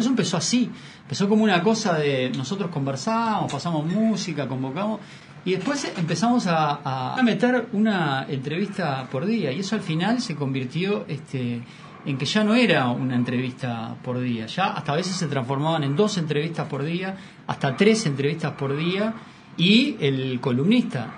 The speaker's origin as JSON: {"language": "Spanish", "country": "Uruguay", "said": "como buenos uruguayos que somos"}